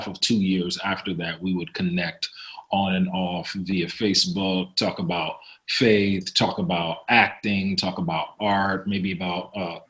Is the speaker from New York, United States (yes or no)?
yes; New York City, New York, United States; moved away as an adult; also born or lived in Brooklyn; now in Los Angeles, United States; I'm from New York City, was raised in Upper Manhattan, Harlem, New York area. Lived in Brooklyn for 7 years